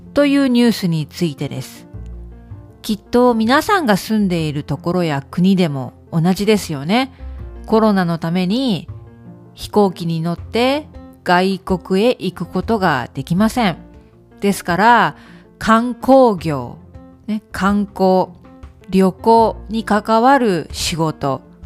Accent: Kurashiki, Okayama, Japan; 私のふるさとですね、岡山県の倉敷市

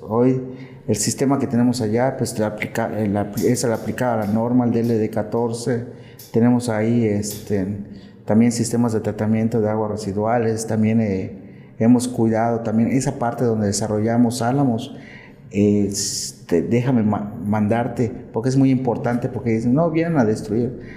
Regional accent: Valladolid, Yucatán, Mexico; yo soy vallisoletano, soy yucateco

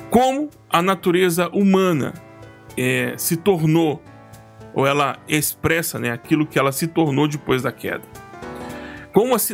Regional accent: Goiás, Brazil; now in São Paulo, Brazil; Eu, moro, eu sou goiano, do pé rachado, né? graças a Deus, torcedor do Vila Nova. Vila! E em 2016, janeiro de 2016, nós mudamos para Goi... São Paulo, uma cidade enorme.

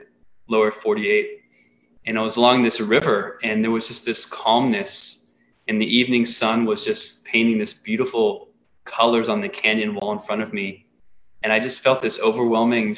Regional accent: Pittsburgh, Pennsylvania, United States; now in Ananda Village, United States; I'm growing up in Pittsburgh, and in high school, my best friend and I would go to the bookstore on the weekends

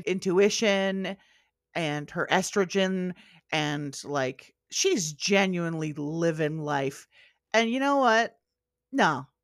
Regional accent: Canada; that got me thinking about what Canadian Precure would be like, because I am Canadian.

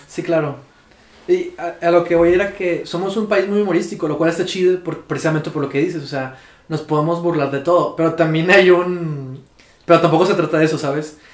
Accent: Mexico; soy mexicano

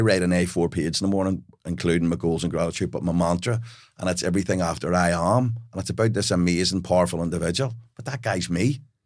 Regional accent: Belfast, Northern Ireland, United Kingdom; I grew up in Belfast in a house full of love, but we had, we were penniless.

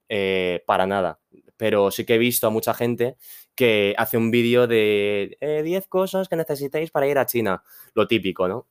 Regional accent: Spain; soy un chico eh, chino que ha nacido aquí en España, padres chinos, obviamente. Ha nacido y crecido en España.

